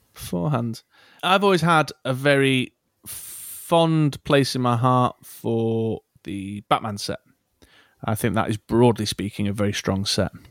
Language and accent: English; Manchester, North West England, United Kingdom; accent: Mancunian; my Manck accent